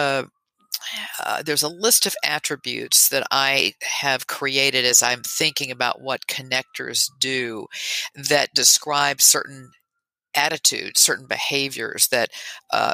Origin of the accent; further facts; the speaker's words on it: Tennessee, United States; moved away as an adult; also born or lived in Texas; now in New York, United States; I grew up in Tennessee and spent my adult years in Texas, and then 3 years ago moved to New York.